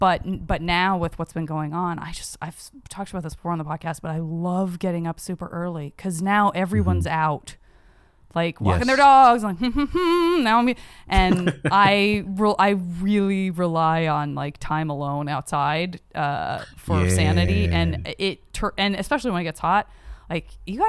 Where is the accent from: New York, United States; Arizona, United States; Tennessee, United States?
Arizona, United States; Tucson; In Tucson, Arizona.